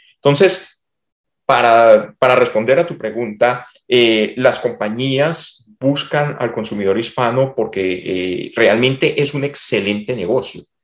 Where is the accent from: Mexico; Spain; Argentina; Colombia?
Colombia; Cali, Valle del Cauca; moved away as an adult; also born or lived in Bogotá, Colombia; now in Texas, United States; Yo soy de Cali, yo me fui a Bogotá a estudiar